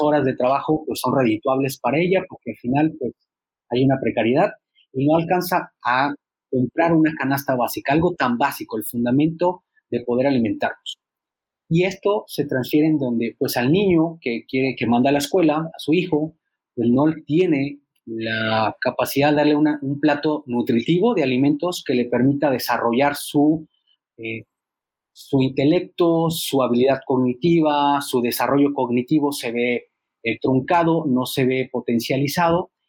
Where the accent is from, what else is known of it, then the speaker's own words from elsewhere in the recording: Mexico; nosotros como mexicanos